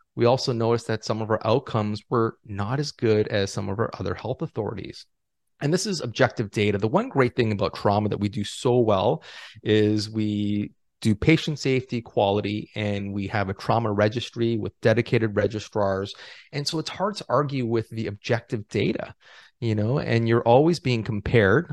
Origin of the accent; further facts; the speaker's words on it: Toronto, Ontario, Canada; moved away as an adult; also born or lived in Los Angeles, United States / Ottawa, Canada; I was born and raised in Toronto